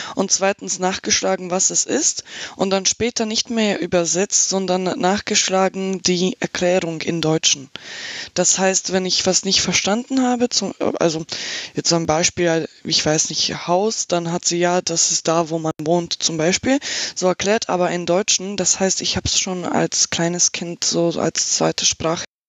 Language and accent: German; Slovakia; German is a second language; also born or lived in Germany